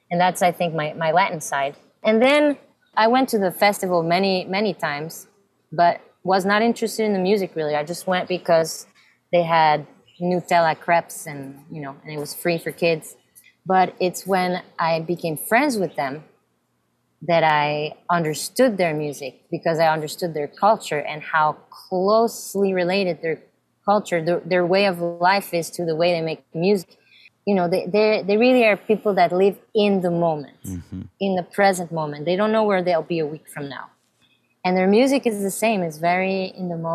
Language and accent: English; Samois-sur-Seine, Île-de-France, France; also born or lived in Fontainebleau / Cameroon; I was born in France, in Fontainebleau, close to Paris. I mean, two weeks later, I moved to Cameroon. My first, my baby years were in Cameroon, Africa. And um, then came back to France and lived in Samois, a little village